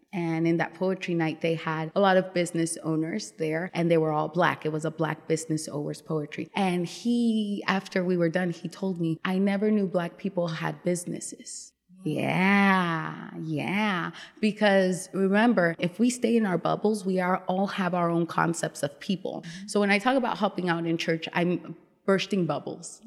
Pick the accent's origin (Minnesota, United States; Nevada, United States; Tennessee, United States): Nevada, United States; Las Vegas; moved away as an adult; also born or lived in New York / Dominican Republic; now in Richmond, United States; I was actually born in New York. And then, I was raised in Las Vegas